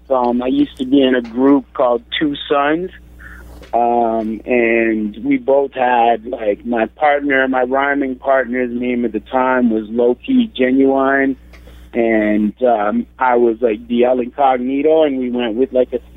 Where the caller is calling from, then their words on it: Toronto, Ontario, Canada; Uh, I'm in Toronto.